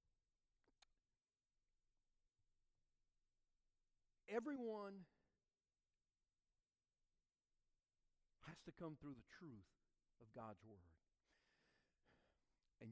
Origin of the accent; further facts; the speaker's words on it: South Louisiana, United States; growing up in South Louisiana